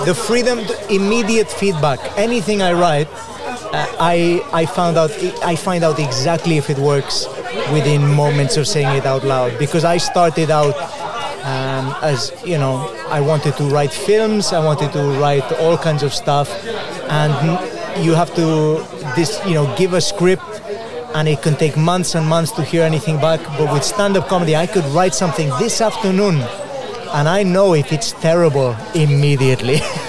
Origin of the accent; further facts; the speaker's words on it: Balearic Islands, Spain; now in United Kingdom; I grew up in Mallorca. which was filled with British people. I got a very good sense of British sense of humor before I came to the UK. My mom is Welsh as well.